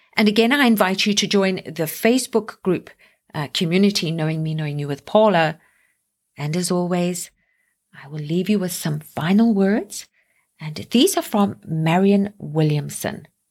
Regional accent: South Africa; now in Canada; me being South African and now living here in Canada

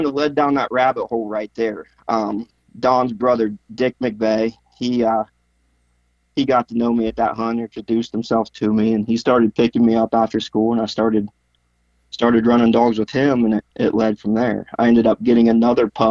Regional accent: Coshocton County, Ohio, United States; I grew up in Coshocton County, Ohio, for the most part.

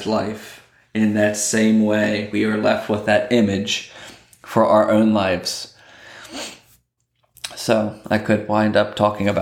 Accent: Lancaster County, Pennsylvania, United States; I grew up in Lancaster County, Pennsylvania, and there are plenty of farms up there

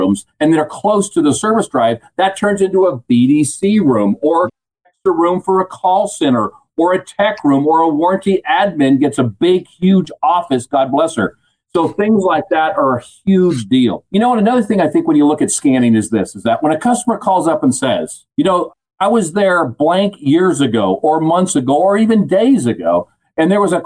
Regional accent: California, United States; I am from California

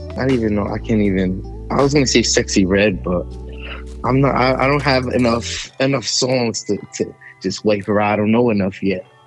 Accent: New Jersey, United States; I'm from Jersey

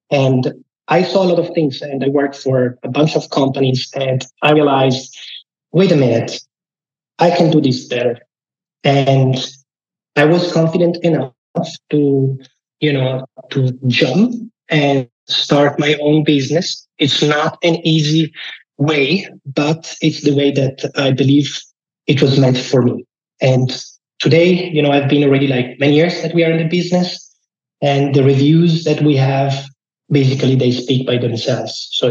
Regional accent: Lake Como, Lombardy, Italy; moved away as an adult; now in Lucerne, Switzerland; I'm originally from Lake Como

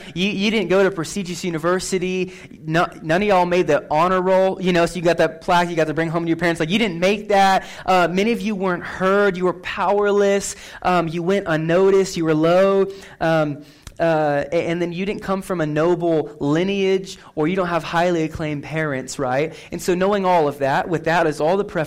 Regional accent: McCook, Nebraska, United States; moved away; I just went back to my hometown, McCook, last week. McCook, Nebraska, best town in Nebraska.

